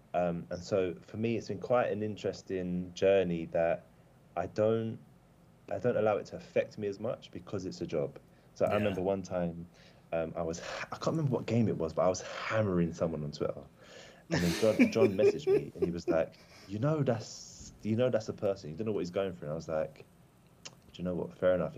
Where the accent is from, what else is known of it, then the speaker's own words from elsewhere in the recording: London, United Kingdom; also born or lived in Warrington; My family are mad Everton supporters. Then we moved down to London when I was about 5, hence the accent. And then we lived with my granddad, who's a Chelsea fan.